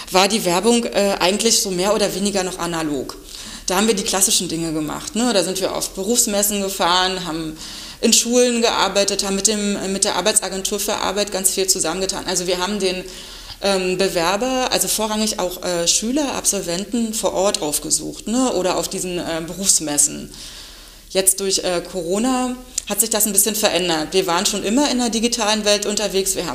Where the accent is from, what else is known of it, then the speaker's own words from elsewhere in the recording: Eberswalde, Brandenburg, Germany; Als äh, gebürtige Eberswallerin hat mich der Weg ganz nah in die ähm, Landespolizeischule damals verschlagen.